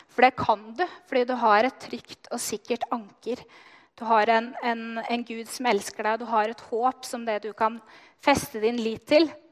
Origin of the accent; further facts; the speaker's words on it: Løten, Innlandet, Norway; Jeg er oppvokst i Løten